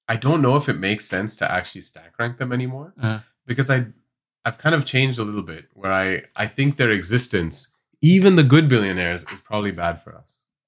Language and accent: English; India; As an Indian